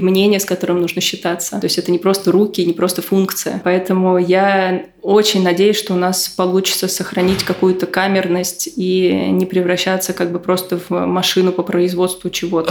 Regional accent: Moscow, Russia; Я росла в Бутово в 90-е

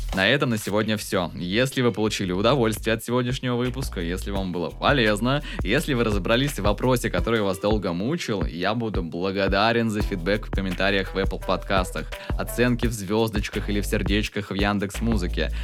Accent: Tomsk, Tomsk Oblast, Russia; в моем родном городе Томске.

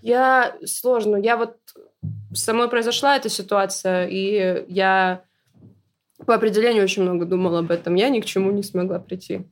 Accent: North Ossetia–Alania, Russia; я из Осетии

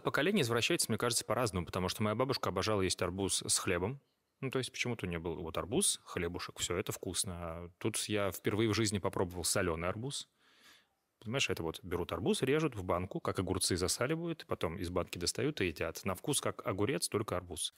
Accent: Astrakhan, Astrakhan Oblast, Russia; это мой родной город

